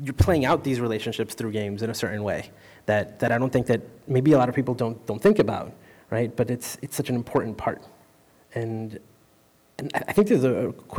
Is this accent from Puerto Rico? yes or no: yes; Puerto Rico; I was born in Puerto Rico